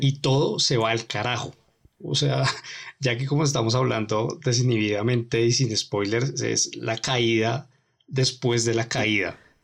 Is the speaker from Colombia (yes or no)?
yes; Colombia; nosotros como colombianos